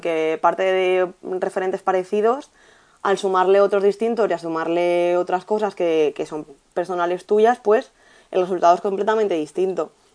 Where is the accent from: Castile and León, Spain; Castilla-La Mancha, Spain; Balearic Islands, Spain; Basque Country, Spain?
Castilla-La Mancha, Spain; Albacete; moved away as an adult; now in Valencia, Spain; mi pueblo, en Albacete